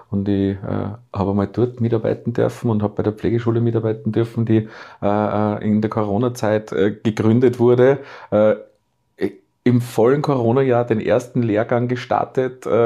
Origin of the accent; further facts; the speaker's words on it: Salzburg, Austria; born there; äh, Steine bewegt in Salzburg, die vorher sogar für mich als gebürtigen Salzburger nicht vorstellbar gewesen wären